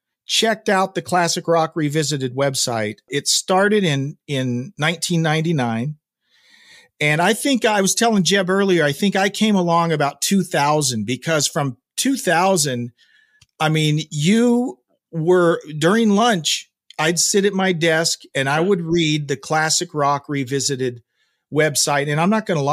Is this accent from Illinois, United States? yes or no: no; Oklahoma, United States; I grew up in Oklahoma.